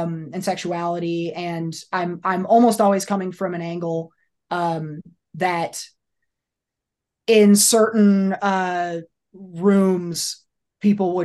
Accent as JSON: {"language": "English", "region": "Iowa", "country": "United States", "tie": "born or raised there", "also_born_or_lived": "Georgia", "moved": "yes", "said": "I grew up in Iowa"}